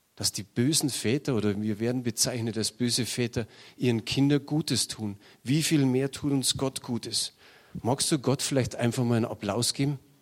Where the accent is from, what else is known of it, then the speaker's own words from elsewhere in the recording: Munich, Bavaria, Germany; Ich bin in München geboren und habe mir gedacht, vielleicht stirbst du in München